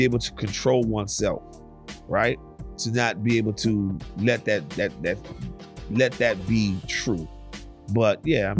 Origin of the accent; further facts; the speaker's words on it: Louisiana, United States; I'm from Louisiana.